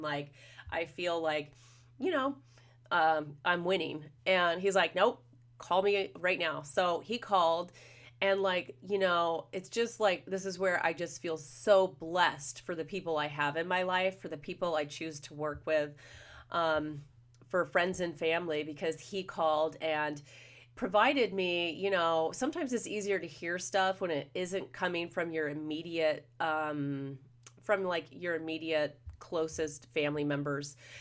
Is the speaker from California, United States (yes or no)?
yes; Los Angeles, California, United States; I'm from the Los Angeles, Orange County area